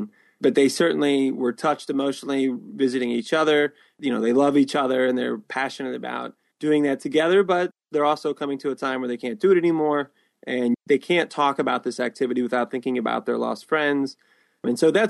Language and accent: English; Winamac, Indiana, United States; He and I grew up in North Central Indiana.